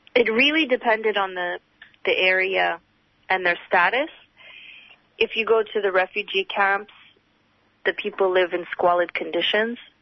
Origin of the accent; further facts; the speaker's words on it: Canada; now in Australia; Growing up in Canada